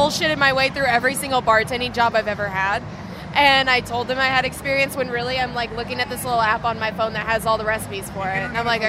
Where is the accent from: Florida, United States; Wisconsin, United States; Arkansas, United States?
Florida, United States; I'm from Florida.